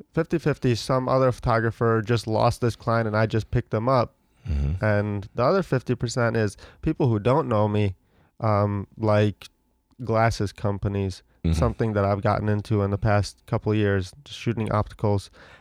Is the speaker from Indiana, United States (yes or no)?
no; Ohio, United States; Growing up in Ohio.